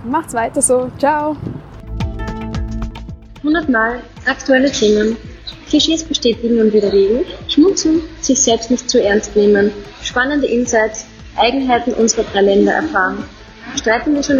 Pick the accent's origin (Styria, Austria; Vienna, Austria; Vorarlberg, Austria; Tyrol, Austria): Styria, Austria; now in Switzerland; Ich bin Steirerin im Herzen und wohne in der Schweiz, also ich mache sozusagen Entwicklungshilfe da.